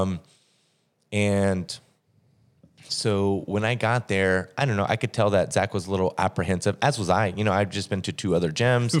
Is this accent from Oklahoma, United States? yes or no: yes; Oklahoma, United States; moved away as an adult; also born or lived in Fort Smith, Arkansas / Tulsa, Oklahoma / Columbia, Missouri / San Diego, California; now in St. Louis, United States; from Oklahoma.